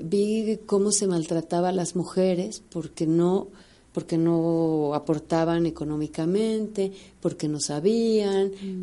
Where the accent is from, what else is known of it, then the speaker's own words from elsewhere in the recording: Mexico; todas somos mexicanas